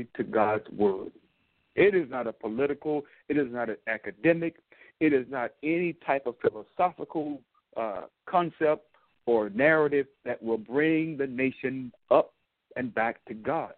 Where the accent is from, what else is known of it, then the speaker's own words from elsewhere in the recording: Dumas, Arkansas, United States; moved away; I grew up in Arkansas, a southern part of this United States, small but not insignificant. City of Dumas